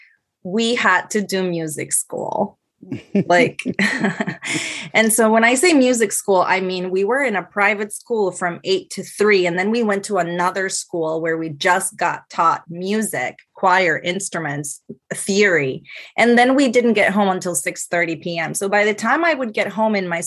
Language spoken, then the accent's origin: English; Ponce, Puerto Rico; also born or lived in Mayagüez, Puerto Rico / San Juan, Puerto Rico; I am from Ponce, so it is south of the island